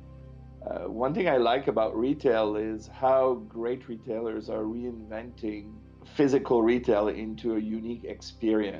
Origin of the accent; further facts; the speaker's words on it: Montreal, Quebec, Canada; accent: French; now in Los Angeles, United States; I'm French Canadian. I'm originally from Montreal